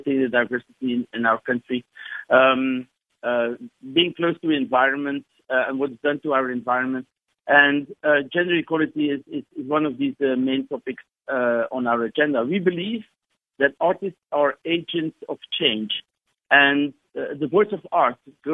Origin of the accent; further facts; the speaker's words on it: Belgium; now in South Africa; I have an accent. I'm originally from Belgium.